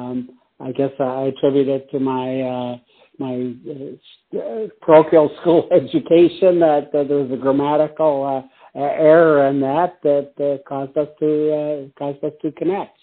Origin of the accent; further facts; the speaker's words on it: Detroit, Michigan, United States; moved away as an adult; also born or lived in Los Angeles; I was born in Detroit, actually at Harper Hospital, not too far from where I live now